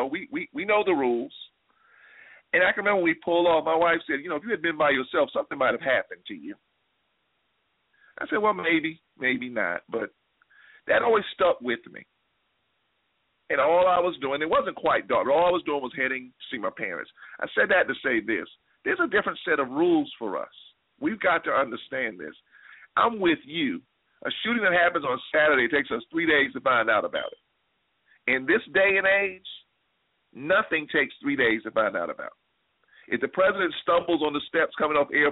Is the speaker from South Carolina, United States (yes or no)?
yes; South Carolina, United States; moved away as an adult; now in Atlanta, United States; I grew up in South Carolina, and most of you all know that. That's home.